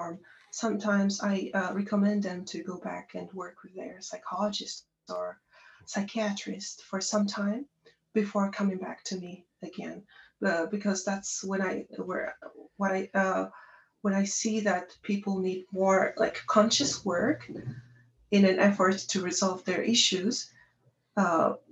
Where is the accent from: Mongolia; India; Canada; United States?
Mongolia; Darkhan, Darkhan-Uul; moved away as an adult; also born or lived in Ulaanbaatar, Mongolia; I was born in Ulaanbaatar, the capital city of Mongolia. However, I grew up in Darhang, a smaller city in Mongolia.